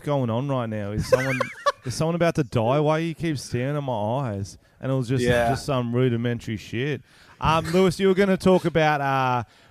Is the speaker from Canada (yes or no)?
no; Australia; I'm Australian